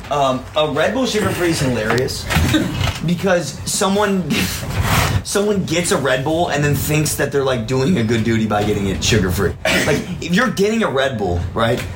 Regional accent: Chicago, Illinois, United States; now in Los Angeles, United States; I'm from Chicago

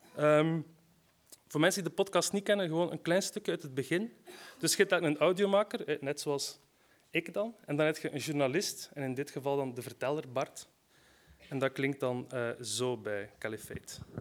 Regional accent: West Flanders, Belgium; Ik ben zelf van West-Vlaanderen

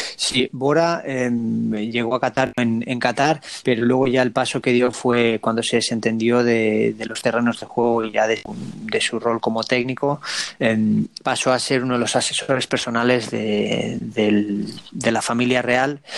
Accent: Spain; moved away as an adult; also born or lived in United States; now in Montevideo, Uruguay

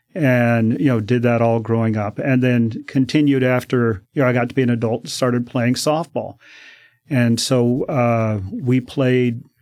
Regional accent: Denver, Colorado, United States; moved away as an adult; now in Oregon, United States; I grew up in Denver.

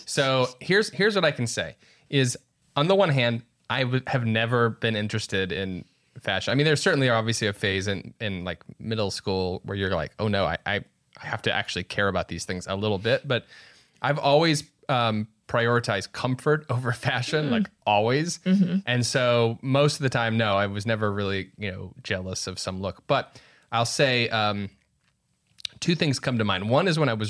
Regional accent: Midwest, United States; we're both from the Midwest

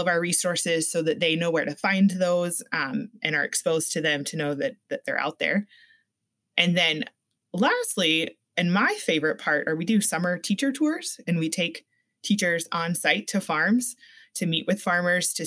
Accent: Florida, United States; moved away as an adult; now in Minnesota, United States; I grew up in Florida.

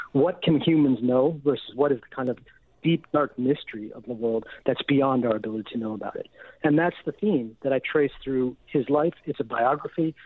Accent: United States; I'm an American

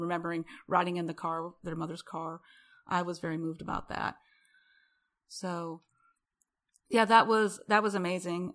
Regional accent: Rapid City, South Dakota, United States; now in Houston, United States; I'm from Rapid City.

